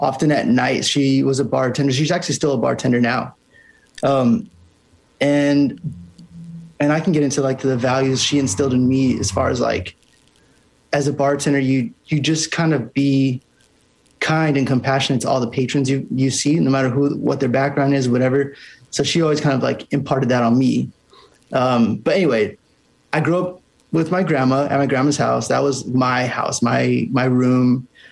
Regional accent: Santa Maria, California, United States; now in Los Angeles, United States; I grew up in California, Santa Maria, California. It's on the Central Coast

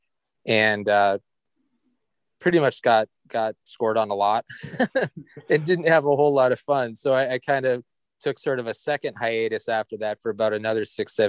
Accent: Dickinson, North Dakota, United States; also born or lived in Calgary, Alberta, Canada; now in Fargo, United States; I'm originally from Calgary. So that's where I started playing. I lived there until I was about 10, started playing when I was about 5. And then we moved to Dickinson, North Dakota, which is far western end of the state, so about 300 miles west of Fargo. And that's where I played my youth hockey up through high school

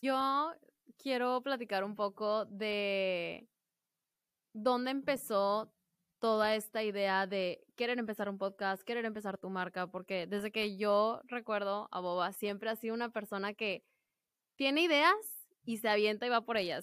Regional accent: Piedras Negras, Coahuila, Mexico; estoy en mi hermoso pueblo de Piedras Negras, Coahuila

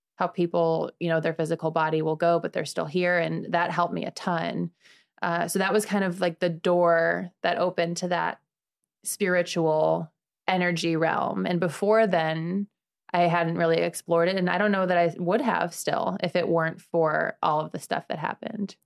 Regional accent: Chicago, Illinois, United States; moved away as an adult; now in Sarasota, United States; I'm from Chicago. I've been here for about six years

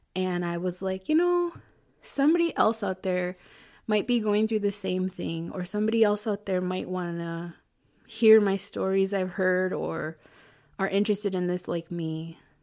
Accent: Chicago, Illinois, United States; I was born in Chicago and raised in the suburbs of Chicago.

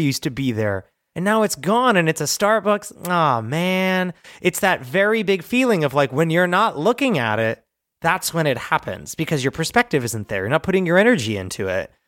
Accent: New Jersey, United States; moved away; we're from Jersey

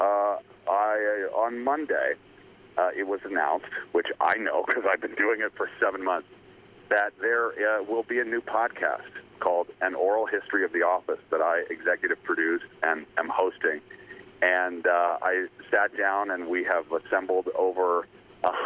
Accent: Atlanta, Georgia, United States; moved away; I was originally from Atlanta

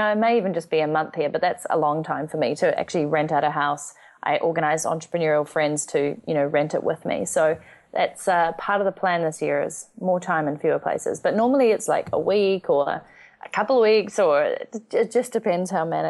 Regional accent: New Zealand; moved away as an adult; I'm from New Zealand.

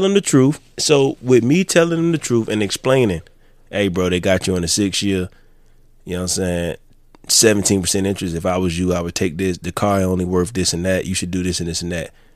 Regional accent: Florence, United States; moved away; I'm from Florence. I left Florence

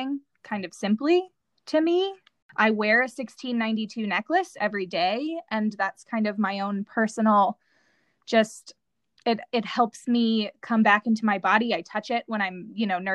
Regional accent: United States; in our youth growing up in this country

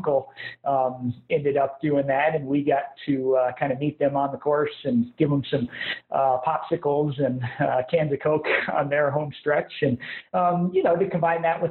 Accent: Evergreen, Colorado, United States; now in Salida, United States; I am born and raised in Evergreen, Colorado

